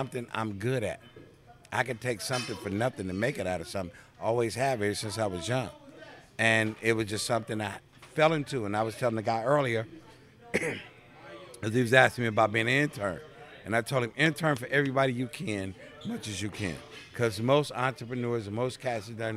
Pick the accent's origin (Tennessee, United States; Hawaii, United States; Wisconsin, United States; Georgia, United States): Wisconsin, United States; Milwaukee; moved away; also born or lived in Los Angeles; I grew up in Milwaukee. I'm originally from Milwaukee, so I'm a Midwest kid.